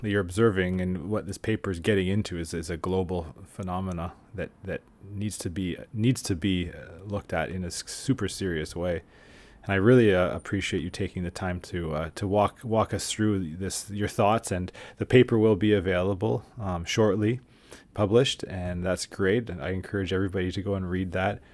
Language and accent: English; Canada; as a Canadian, as somebody from, you know, North America in that sense, I mean, the cultural container that I'm from